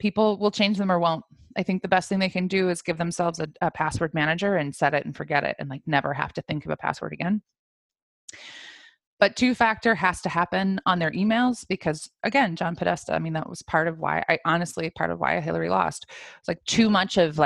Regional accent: Iowa, United States; I'm from Iowa

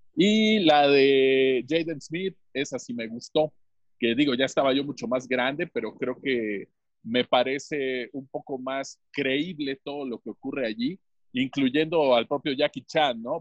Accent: Tlaxcala, Mexico; saludándolos desde Villa del Progreso, San Pablo, San Antonio Carvajal, Tlaxcala de Chicotenca, México

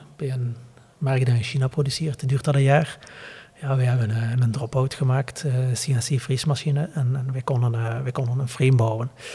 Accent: Flanders, Belgium

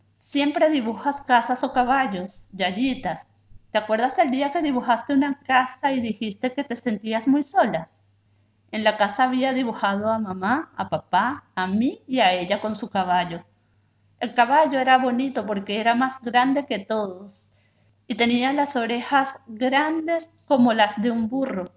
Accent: Venezuela; now in Buenos Aires, Argentina; soy venezolana, actualmente vivo en Buenos Aires

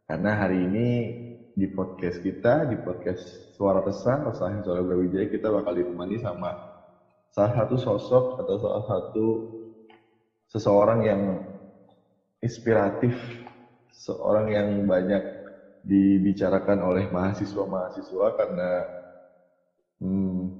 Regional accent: Bekasi, West Java, Indonesia; saya ini hidup di wilayah yang notabene mayoritas orang-orang Betawi karena saya asli dari kota Bekasi

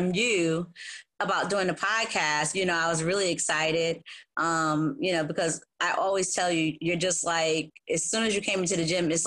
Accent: New Haven, Connecticut, United States; I'm from New Haven, Connecticut, born and raised

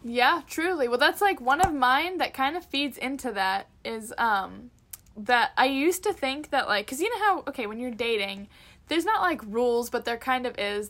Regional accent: Canada; as a Canadian

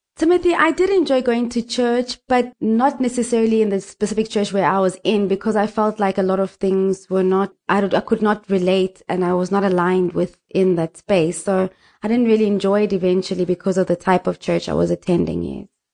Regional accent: Nelspruit, Mpumalanga, South Africa; I was born in Mpumalanga, um, in a, the capital city called Nelspruit

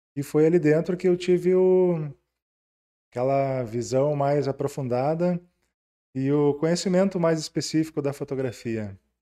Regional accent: Ijuí, Rio Grande do Sul, Brazil; eu sou natural de Ijuí. Uh, nasci, morei ali a vida toda

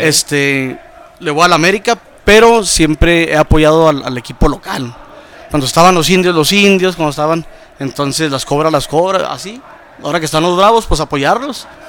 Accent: Ciudad Juárez, Chihuahua, Mexico; soy de Juaritos

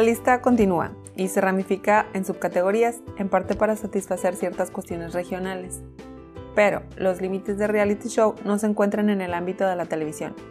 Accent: Mexico; como buena mexicana.

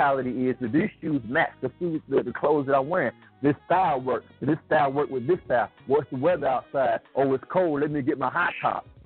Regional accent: United States; I'm Black American

